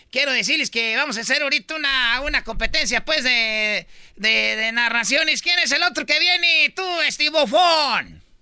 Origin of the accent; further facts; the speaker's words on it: Michoacán, Mexico; Yo soy, pues, de Michoacán. Somos de Michoacán